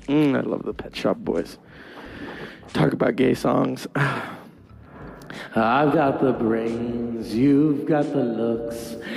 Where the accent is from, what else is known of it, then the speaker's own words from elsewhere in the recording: Canada; There were nights when my floor was so cold that you could make cake on it, because I'm French Canadian and I wanted to eat off my floor forever.